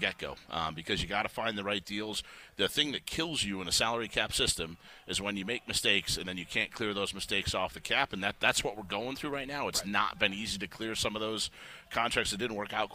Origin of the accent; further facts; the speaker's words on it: Chicago, Illinois, United States; moved away; I grew up in Chicago watching Michael Jordan and Walter Payton